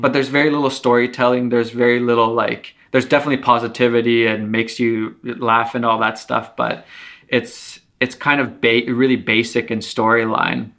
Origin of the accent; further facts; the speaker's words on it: Finland; also born or lived in Canada; now in Toronto, Canada; I was born in Finland and then I live in Canada. So I've lived half my life in Finland, half in Canada